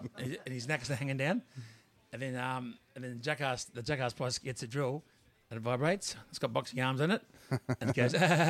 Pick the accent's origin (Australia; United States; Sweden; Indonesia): Australia; Tasmania; we are from Tasmania